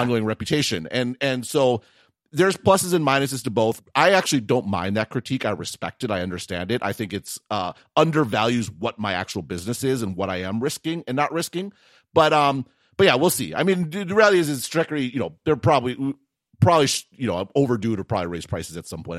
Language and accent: English; Wisconsin, United States; accent: Wisconsin local dialect; I'm from Wisconsin.